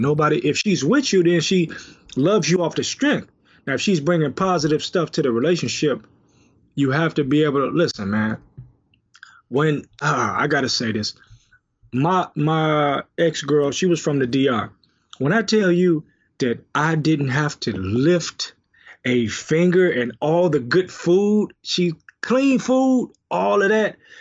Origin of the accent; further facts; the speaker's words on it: Detroit, Michigan, United States; I'm from Detroit